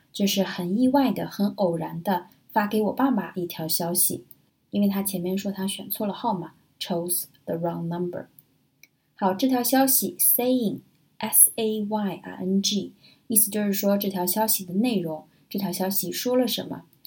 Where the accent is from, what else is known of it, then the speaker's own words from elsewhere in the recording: China; 我们中国人就更含蓄了